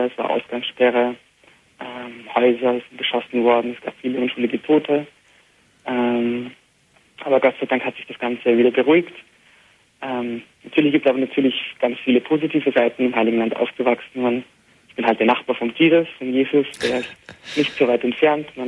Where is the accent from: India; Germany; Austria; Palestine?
Palestine; Beit Jala, West Bank; first language Arabic; German is a second language; also born or lived in Jerusalem; Ich bin in Jerusalem geboren. Du bist in Jerusalem geboren. Genau, und in Bethlehem aufgewachsen. Und zwar in Bejala, das ist ein Nachbarort von Bethlehem, sozusagen wie eine Zwillingsstadt.